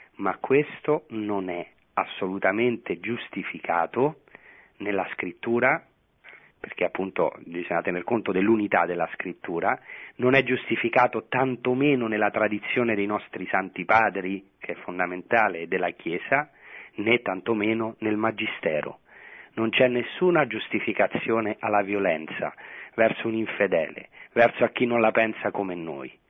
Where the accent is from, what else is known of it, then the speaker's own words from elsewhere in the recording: Rome, Lazio, Italy; moved away as an adult; now in Israel; io sono nato a Roma a eh, pochi metri eh, dal Vaticano, come, cioè pochi chilometri dal Vaticano, come la mia casa di origine